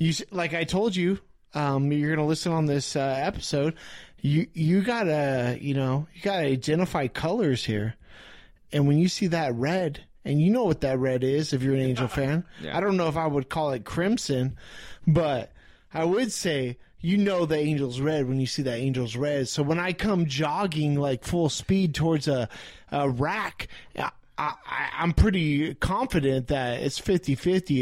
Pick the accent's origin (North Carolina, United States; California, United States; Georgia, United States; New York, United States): California, United States; Riverside; I grew up in Riverside.